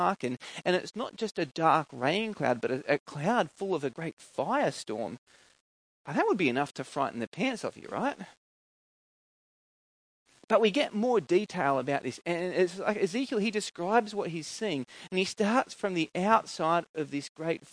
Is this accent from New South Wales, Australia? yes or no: yes; Coffs Harbour, New South Wales, Australia; where I grew up in Coffs Harbour